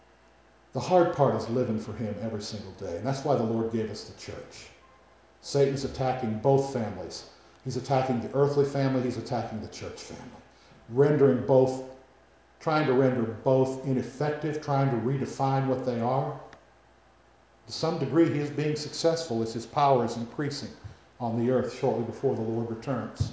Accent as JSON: {"language": "English", "country": "United States", "said": "We, as American Christians"}